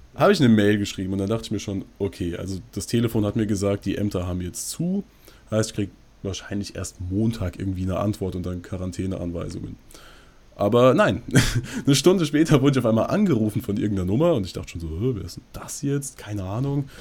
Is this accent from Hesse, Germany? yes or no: yes; near Frankfurt, Hesse, Germany; wir kommen aus der Nähe Frankfurt